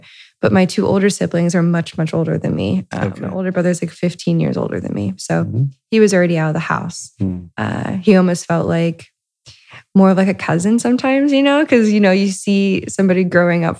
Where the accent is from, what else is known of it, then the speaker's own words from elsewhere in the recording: Lima, Ohio, United States; I'm originally from Lima, Ohio, which is, a smaller town up north in Ohio. I grew up to a middle class, Midwestern family